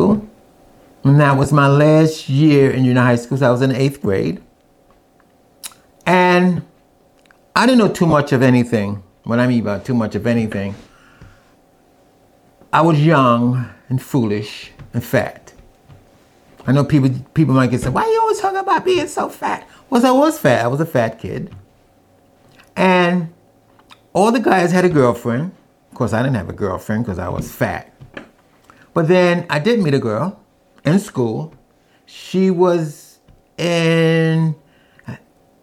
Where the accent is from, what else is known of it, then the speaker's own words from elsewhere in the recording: New York City, New York, United States; I'm from New York City